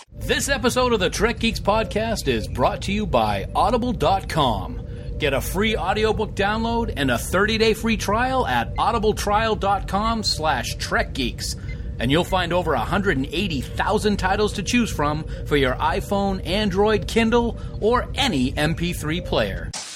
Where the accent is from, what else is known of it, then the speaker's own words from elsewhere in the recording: Nashua, New Hampshire, United States; my hometown of Nashua